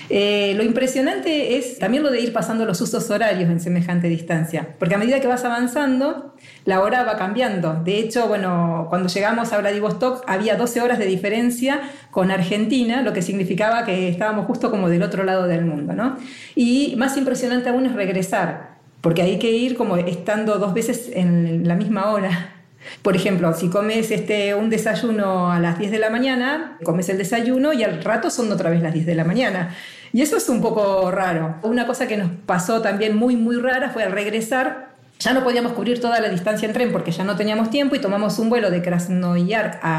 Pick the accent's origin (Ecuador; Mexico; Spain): Spain; Basque Country; yo vengo del País Vasco, del Reino de España